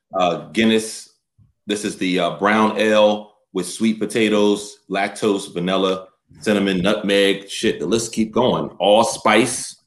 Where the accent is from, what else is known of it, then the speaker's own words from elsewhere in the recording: Chester, Pennsylvania, United States; I'm from Pennsylvania. I'm from Chester